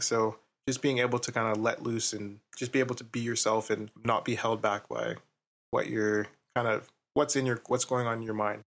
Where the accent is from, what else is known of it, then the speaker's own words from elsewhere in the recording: Ottawa, Ontario, Canada; I'm from Ottawa as well